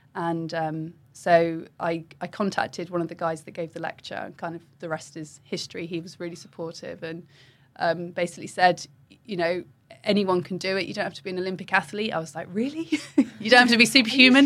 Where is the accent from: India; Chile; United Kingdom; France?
United Kingdom; Wokingham, South East England; I grew up in Wokingham